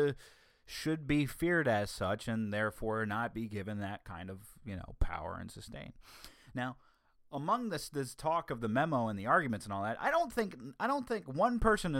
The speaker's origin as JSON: {"language": "English", "region": "the South", "country": "United States", "accent": "Southern", "said": "See, that brings out my southern accent that's buried deep within myself, and I don't like bringing it out that often."}